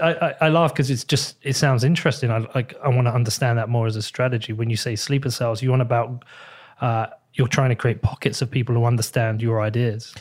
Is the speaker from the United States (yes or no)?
no; United Kingdom; as a British person